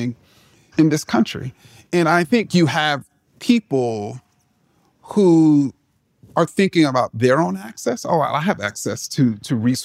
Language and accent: English; New York City, New York, United States; I grew up in Jamaica, Queens